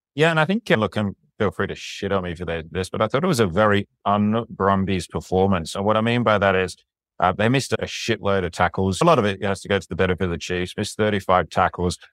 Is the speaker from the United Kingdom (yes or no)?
yes; England, United Kingdom; moved away; I'm an Englishman